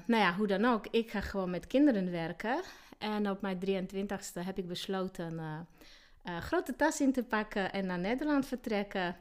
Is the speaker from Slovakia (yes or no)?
yes; Slovakia; Dutch is a second language; moved away as an adult; now in Sneek, Netherlands; ik kom oorspronkelijk uit Slowakije. Eigenlijk ben ik geboren in Tsjechoslowakije. En eh, daar heb ik tot mijn 23ste eh, gewoond